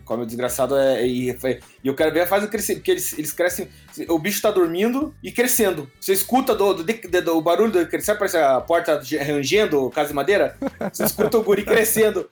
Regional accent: Antonina, Paraná, Brazil; also born or lived in Guaraqueçaba; eu cresci um pouco em Antonina, ali, ali litoral do Paraná, e ali na, em Guaraqueçaba

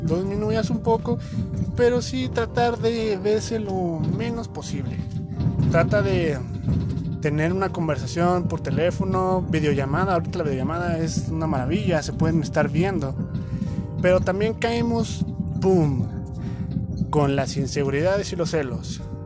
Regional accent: Mexico; como mexicanos

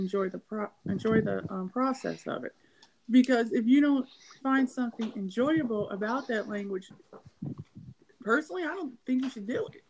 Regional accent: Cleveland, Ohio, United States; now in Akron, United States; I live in Akron, Ohio. So I'm like 50 minutes away from my hometown, Cleveland

